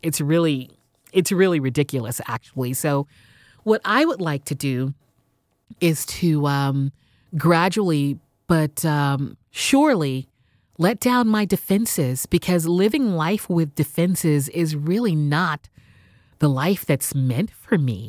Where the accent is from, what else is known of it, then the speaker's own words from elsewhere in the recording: Houston, Texas, United States; moved away as an adult; also born or lived in San Diego / New York City; I was born and raised in Houston